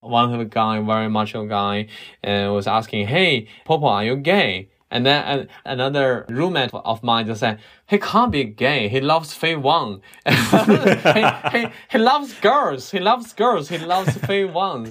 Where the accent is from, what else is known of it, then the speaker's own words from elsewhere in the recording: China; moved away as an adult; also born or lived in Beijing; now in Berlin, Germany; I grew up in China